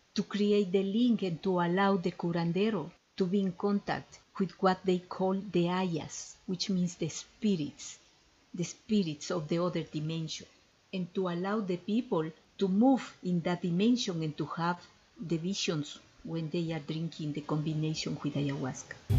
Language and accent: English; Ecuador; I am from Ecuador and I fell in love with my with my country since I born there